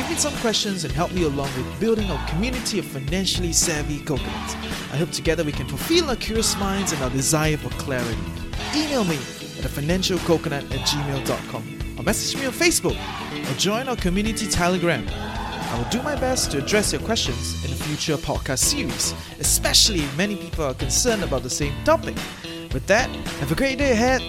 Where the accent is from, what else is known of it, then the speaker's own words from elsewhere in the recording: Singapore; now in Malaysia; I'm from Singapore. I live in Malaysia